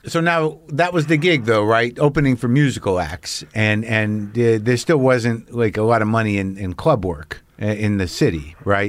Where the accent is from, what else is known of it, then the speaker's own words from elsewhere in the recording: Albuquerque, New Mexico, United States; also born or lived in New Jersey; I grew up in Albuquerque from Jersey